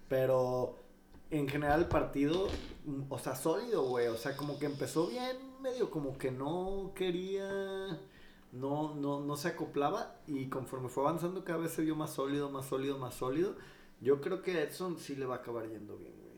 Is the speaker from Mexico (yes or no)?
yes; Mexico; nosotros como mexicanos